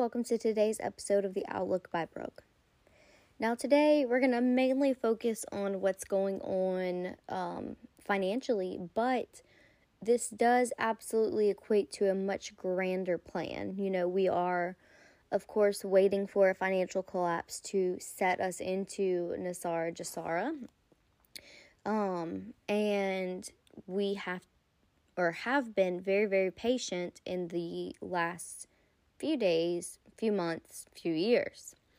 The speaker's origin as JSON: {"language": "English", "country": "United States", "tie": "born or raised there", "said": "I am American born citizen"}